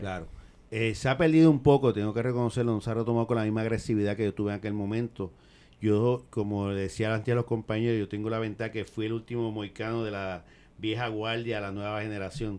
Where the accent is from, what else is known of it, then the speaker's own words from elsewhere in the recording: San Juan, Puerto Rico; Yo soy nacido y creado en Villa Palmera